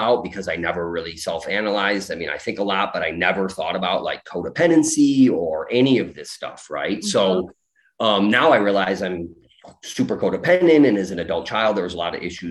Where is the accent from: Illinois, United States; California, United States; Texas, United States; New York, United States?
Illinois, United States; Chicago; I'm from Chicago